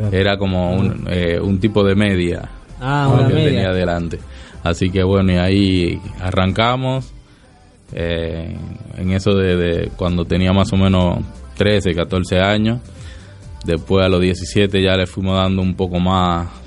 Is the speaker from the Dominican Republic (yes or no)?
yes; Dominican Republic; now in Argentina; aunque tengo eh, bastante tiempo ya viviendo aquí, pero no soy no soy argentino, soy de República Dominicana. Pero vivo acá hace bastante y algunas cosas se me pegaron